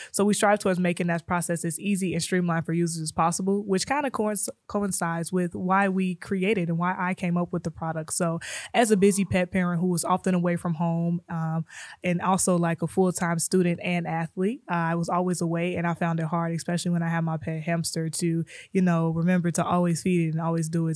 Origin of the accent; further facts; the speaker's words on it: Chicago, Illinois, United States; moved away as an adult; now in Kansas City, United States; I'm originally from Chicago.